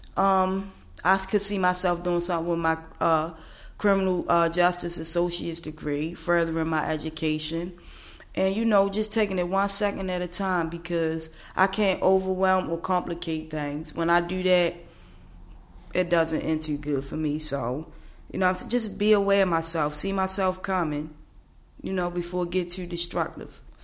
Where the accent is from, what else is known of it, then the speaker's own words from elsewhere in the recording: Baltimore, Maryland, United States; I'm from East Baltimore, 33.